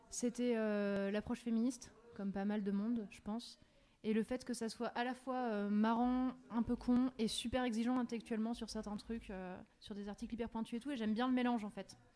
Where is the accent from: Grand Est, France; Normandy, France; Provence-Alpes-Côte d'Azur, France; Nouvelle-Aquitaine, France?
Grand Est, France; Remiremont; moved away; moi je viens de Remiremont dans les Vosges